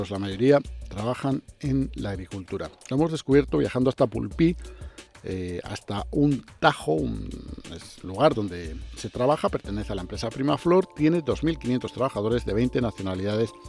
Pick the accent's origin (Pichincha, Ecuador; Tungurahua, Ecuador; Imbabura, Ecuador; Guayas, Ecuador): Imbabura, Ecuador; Ibarra; now in Spain; Soy ecuatoriano de la provincia de Imbabura, Cantón Ibarra, y ah, vivo en el Cortijo de los Pinos, un cortijo de la empresa, y trabajo en el campo.